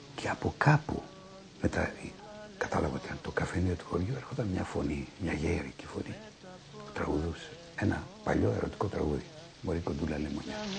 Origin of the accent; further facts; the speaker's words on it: Athens, Attica, Greece; Εγώ ένας άνθρωπος της ασφάλτου, των καυσαερίων, της Αθήνας